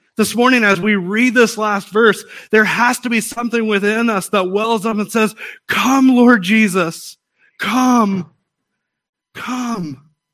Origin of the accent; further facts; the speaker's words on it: United States; I'm an American